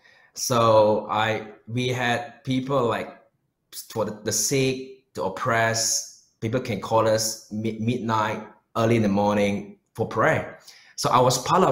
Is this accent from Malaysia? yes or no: yes; Malaysia; moved away as an adult; also born or lived in New Zealand; now in Melbourne, Australia; I was born in Malaysia